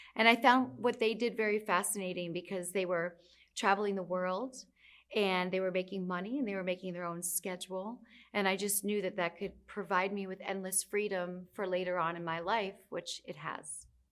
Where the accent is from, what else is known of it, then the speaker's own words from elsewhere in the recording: United States; now in New York City, United States; I'm from the United States. I live in New York City.